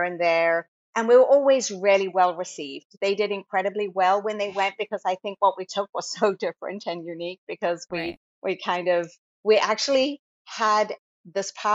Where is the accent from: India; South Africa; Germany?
South Africa; moved away as an adult; now in Virginia, United States; I am originally from South Africa, and I grew up dancing at a studio that was kind of like South Africa's equivalent to Broadway Dance Center.